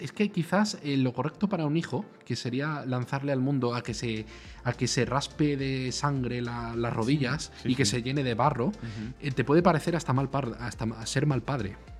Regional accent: Spain; Aquí en España

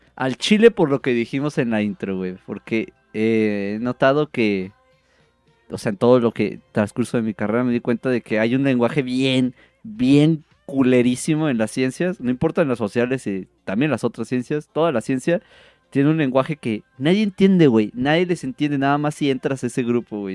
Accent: northern Mexico, Mexico; Soy bien norteño

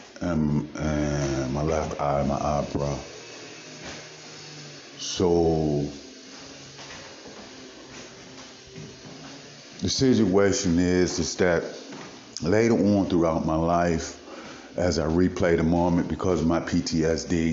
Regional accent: Baltimore, Maryland, United States; moved away as an adult; also born or lived in Missouri; I'm from Baltimore

